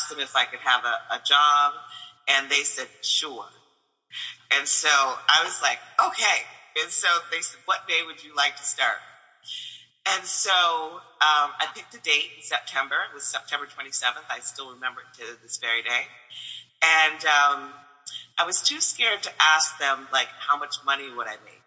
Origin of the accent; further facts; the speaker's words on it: Flint, Michigan, United States; moved away as an adult; also born or lived in New York; I came from Michigan